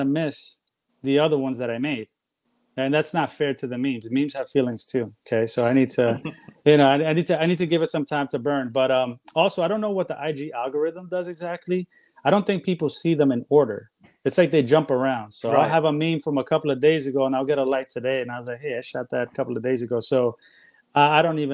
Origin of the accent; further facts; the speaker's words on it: New York City, New York, United States; moved away as an adult; now in Florida, United States; I was born and raised in New York, but I'm currently in Florida right now